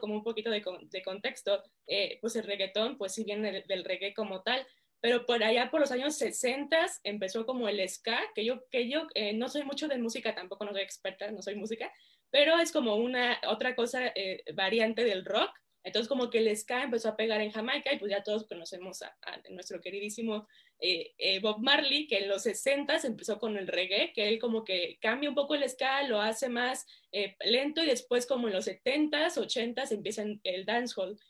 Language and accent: Spanish; Mexico; also born or lived in United States; soy eh, mexicana